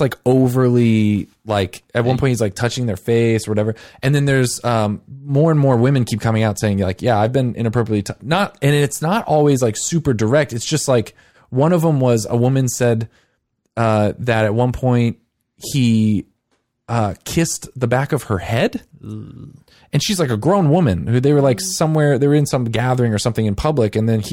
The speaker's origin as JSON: {"language": "English", "region": "Arkansas", "country": "United States", "said": "We both live in Arkansas. We're both from Arkansas."}